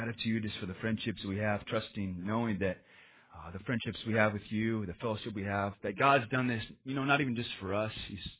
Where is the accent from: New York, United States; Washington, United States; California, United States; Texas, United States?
Washington, United States; Spokane; we came from Caucasianville, just white suburbia, Spokane, Washington, and there's like three Asians